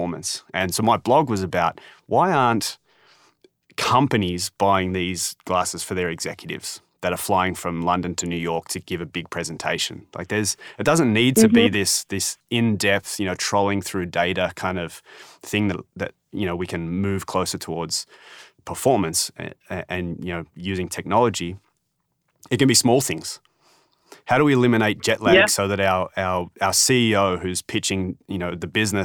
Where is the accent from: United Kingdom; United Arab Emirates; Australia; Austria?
Australia; I'm Australian